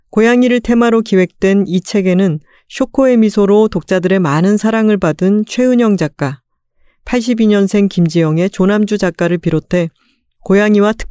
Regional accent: Busan, South Korea; moved away; 그 말투가 제가 또 부산 출신이다 보니까

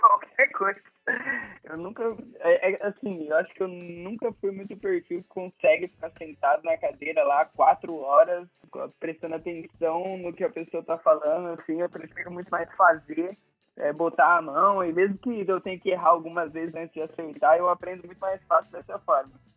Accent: Presidente Prudente, São Paulo, Brazil; now in Florianópolis, Brazil; eu sou nascido no interior de São Paulo, lá em Presidente Prudente

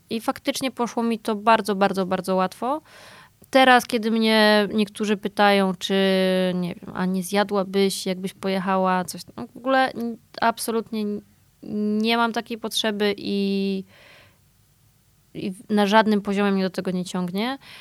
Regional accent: Poland; ja się urodziłam i wychowałam w takim typowo polskim domu

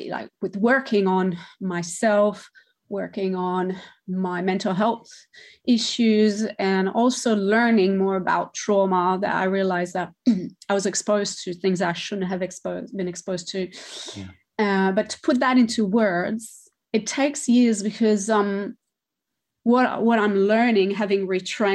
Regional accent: Montreal, Quebec, Canada; first language French; English is a second language; moved away as an adult; now in Australia; So I was raised in a suburb, not on the island as such, because it's a much older city.

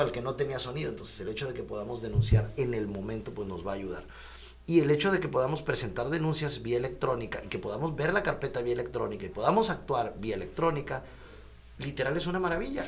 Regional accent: Mexico; yo soy de la Colonia Libertad

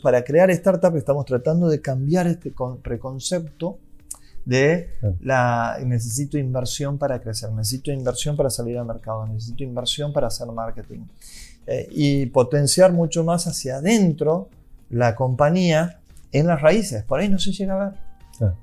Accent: Santiago del Estero, Argentina; vengo de Santiago del Estero

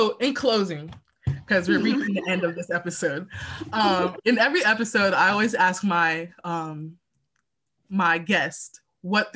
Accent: Texas, United States; also born or lived in Houston; I was born and raised in Texas

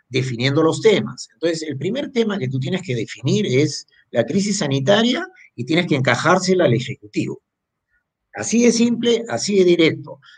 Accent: Peru; somos los peruanos

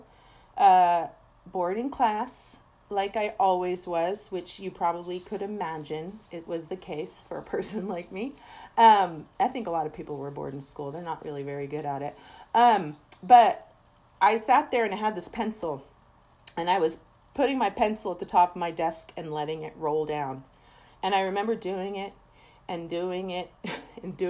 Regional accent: Seattle, Washington, United States; I am originally from Seattle. Well, originally. Spent the last 30 years there

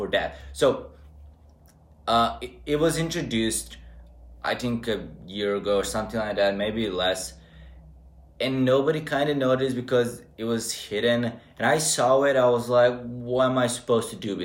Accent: Serbia; moved away as an adult; now in Novi Sad, Serbia; compared to my hometown, it feels like it's a whole different country with different mentality.

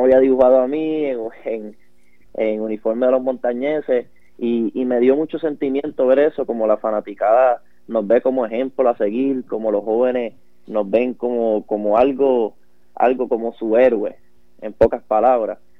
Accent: Puerto Rico; yo soy eh, originalmente de Cabo, Puerto Rico

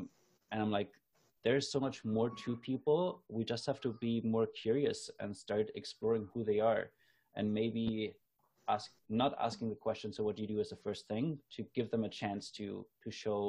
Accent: Germany; now in Canada; I noticed that I haven't had this in my life since I moved from Germany to Canada. So this was like after I lived in Canada for 8 years.

